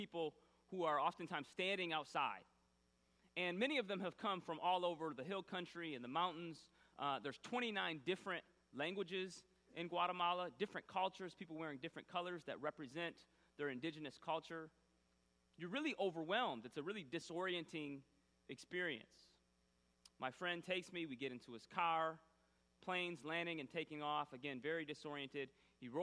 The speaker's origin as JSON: {"language": "English", "town": "Grand Rapids", "region": "Michigan", "country": "United States", "tie": "born or raised there"}